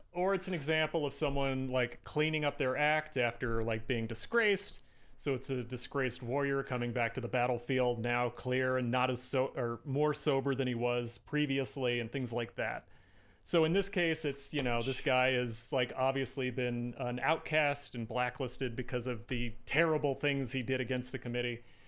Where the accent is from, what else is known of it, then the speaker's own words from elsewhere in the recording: Indiana, United States; I'm from Indiana